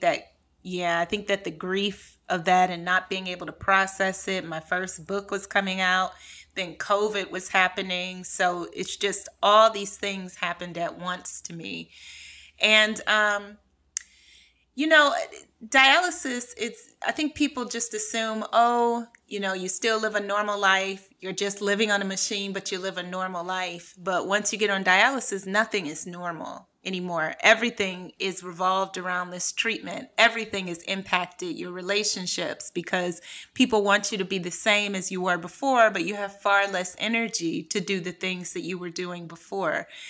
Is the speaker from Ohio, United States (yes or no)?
yes; Cleveland, Ohio, United States; moved away as an adult; also born or lived in New York / California / France; I'm from Cleveland. I grew up in a really impoverished, uh, community